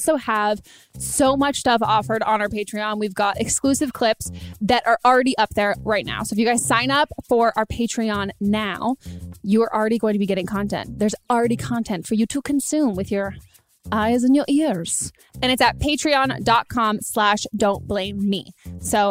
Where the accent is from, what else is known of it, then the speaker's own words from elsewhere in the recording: California, United States; I grew up in California